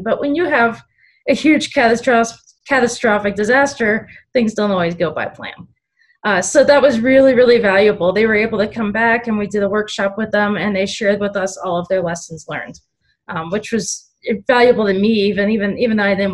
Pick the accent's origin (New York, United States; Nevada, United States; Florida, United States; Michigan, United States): Florida, United States; Miami; I grew up in Miami, Florida, just outside of Miami